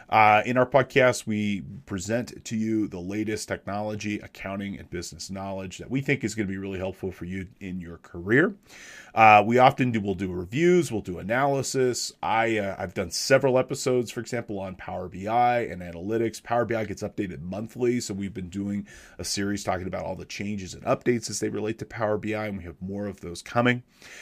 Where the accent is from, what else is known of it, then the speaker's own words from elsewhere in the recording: Big Bear Lake, California, United States; I am a licensed CPA out west. I'm from Big Bear Lake, California. I'm about an hour or so north and east of Los Angeles downtown up in the mountains here in the Sierra Nevadas, about 7,000 feet.